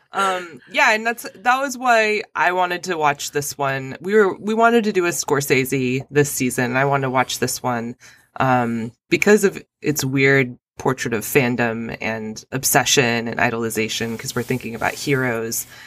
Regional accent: Albuquerque, New Mexico, United States; I'm from Albuquerque.

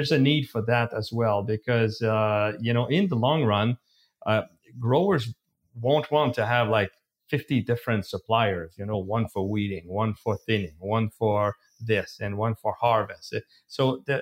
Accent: Canada; we're Canadians

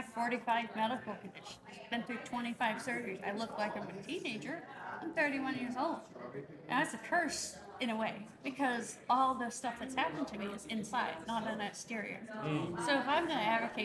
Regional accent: Idaho, United States; I come from Idaho, a place where it's a neighborly, nice thing

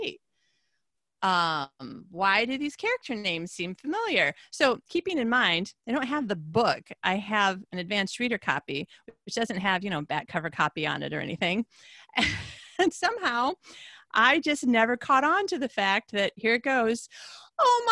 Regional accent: Michigan, United States; now in Sweden; Ohio girl, Michigan girl.

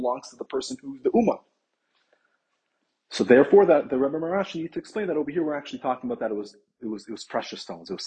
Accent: Toronto, Ontario, Canada; I'm from Toronto

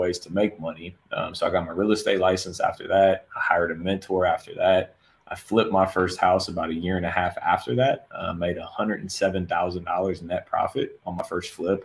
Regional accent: Columbus, Ohio, United States; moved away as an adult; now in Fort Lauderdale, United States; born and raised in Columbus, Ohio

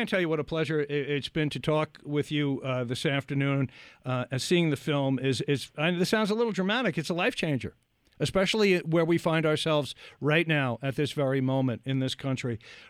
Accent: Massapequa, New York, United States; also born or lived in Lindenhurst, New York; I'm originally from Massapequa, as I told Tara, and I lived in Lindenhurst for quite a while.

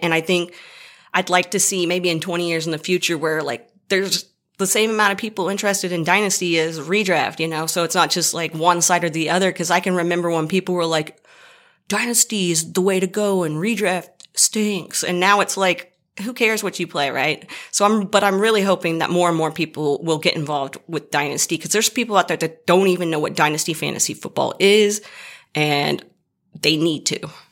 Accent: Dallas, Texas, United States; I'm from the Dallas area

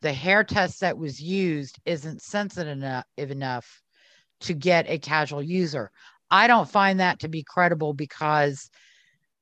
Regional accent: New Orleans, Louisiana, United States; I grew up in New Orleans

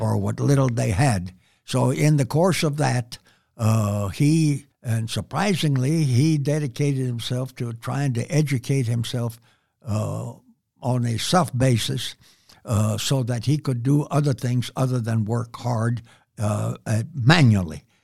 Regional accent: San Antonio, Texas, United States; I was born and raised here in San Antonio on what I called and have always called the near West Side

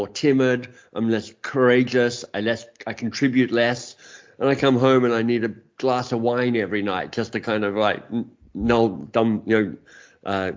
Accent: Canberra, Australian Capital Territory, Australia; moved away as an adult; also born or lived in Oxford; now in Toronto, Canada; I grew up in Canberra

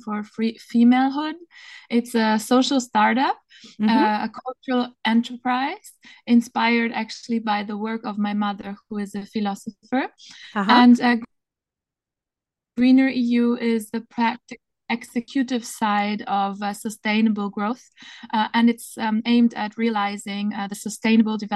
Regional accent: Berlin, Germany; moved away as an adult; also born or lived in Paris, France / Marseille, France; now in Venice, Italy; I was born and raised in Berlin

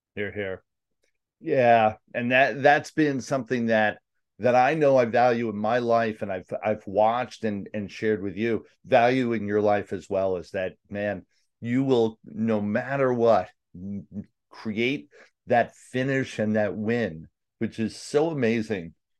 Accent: New York City, New York, United States; New York, Staten Island

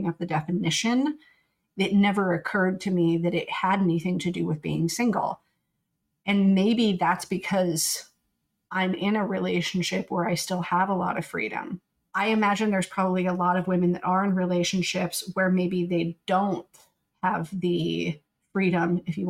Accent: the Bible Belt, United States; we grew up in the Bible Belt

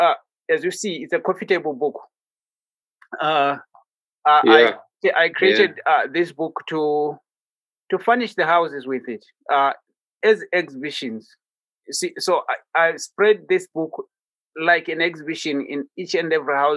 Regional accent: Botswana; I'm in Botswana. That's my country. That's my home country. That's where I was born, and this is where I paint from

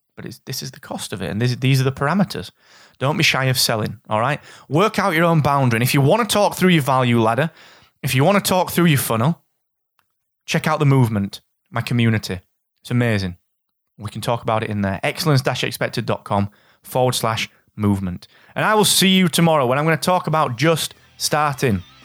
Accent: Barnsley, Yorkshire and the Humber, United Kingdom; from Barnsley

